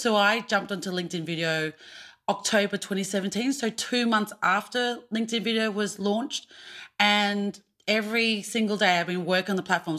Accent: Australia; being an Australian Asian actor

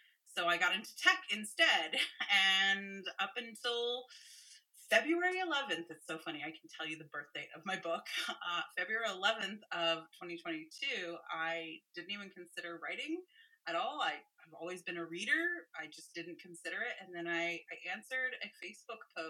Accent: San Francisco, California, United States; I grew up in San Francisco in California

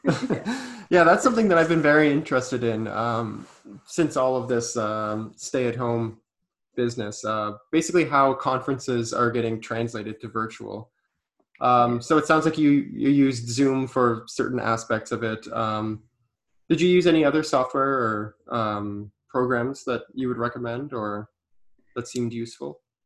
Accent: Canada; being a Canadian to know a little bit of French

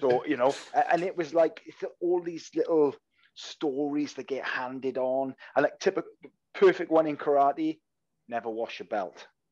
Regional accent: Wales, United Kingdom; accent: Welsh; I'm Welsh, so I've got a Welsh accent

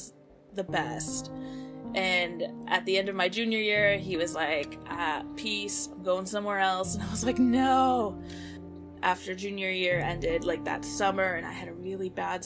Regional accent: Bay Area, California, United States; also born or lived in San Diego; I work with Bay Area Community Resources. I work for an after-school program at the middle school that I actually went to.

